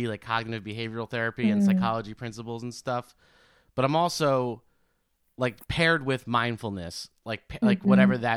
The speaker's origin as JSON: {"language": "English", "town": "New York City", "region": "New York", "country": "United States", "tie": "born or raised there", "said": "I'm from New York and I grew up with the insane parents from Queens"}